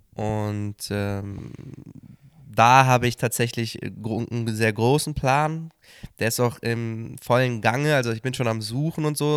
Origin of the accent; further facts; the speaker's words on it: Cologne, North Rhine-Westphalia, Germany; moved away; aus meiner Heimatstadt Köln